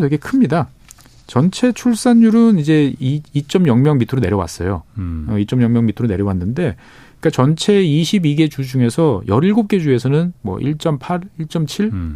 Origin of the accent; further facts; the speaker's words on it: South Korea; 저는 뭐 한국 사람 입장에서 봤을 때는